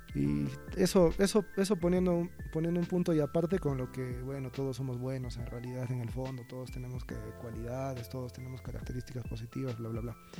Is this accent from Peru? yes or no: yes; Peru; soy peruano